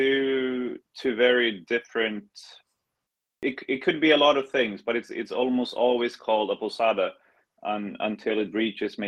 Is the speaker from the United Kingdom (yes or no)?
no; Sweden; now in Buzios, Brazil; I'm from Sweden